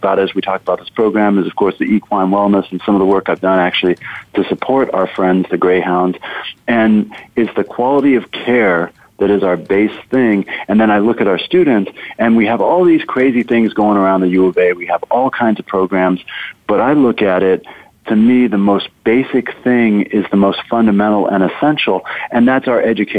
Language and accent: English; Tucson, Arizona, United States; I grew up in Tucson, so I'm a rarity, an Arizona native.